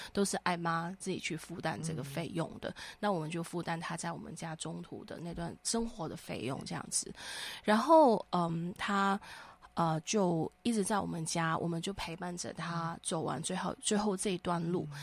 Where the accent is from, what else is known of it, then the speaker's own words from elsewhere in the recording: Hong Kong; now in Taiwan; 我们来到台湾以后呢，我们是香港的家庭